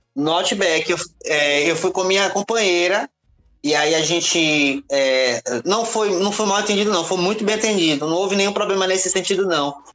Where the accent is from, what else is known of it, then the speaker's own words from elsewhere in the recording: Salvador, Bahia, Brazil; eu vivo é. num bairro periférico, né, onde eu nasci, a cidade baixa